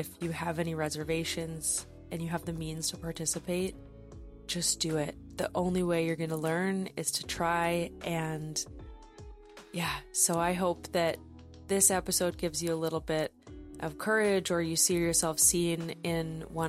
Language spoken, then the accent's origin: English; Vancouver, British Columbia, Canada; I'm from Vancouver, British Columbia, Canada.